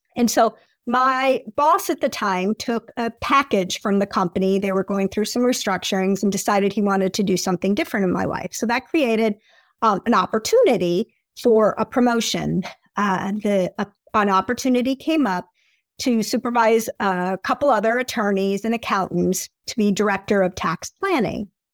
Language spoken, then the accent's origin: English; Appleton, Wisconsin, United States; moved away as an adult; also born or lived in Michigan / New York / Washington, D.C.; I grew up in Appleton, Wisconsin. The accent comes out when I say Wisconsin